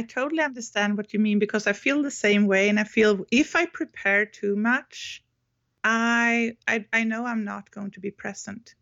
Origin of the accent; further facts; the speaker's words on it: Sweden; English is a second language; I'm from Sweden